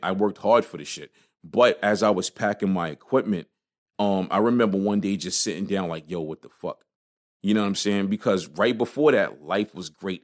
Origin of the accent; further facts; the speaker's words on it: New York City, New York, United States; also born or lived in New Jersey; I grew up on Crown between, Crown is, Crown is Schenectady, but kinda between Crown and U, between Schenectady and Utica Avenue